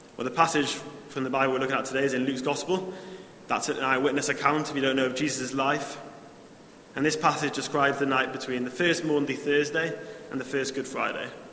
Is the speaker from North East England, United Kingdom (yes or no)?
yes; Newcastle upon Tyne, North East England, United Kingdom; also born or lived in Sheffield; I grew up in Newcastle I moved away for four years to Sheffield.